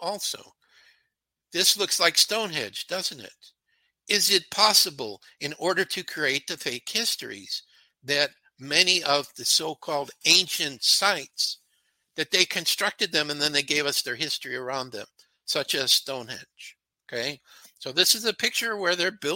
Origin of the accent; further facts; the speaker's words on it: Chicago, Illinois, United States; I was brought up in Chicago.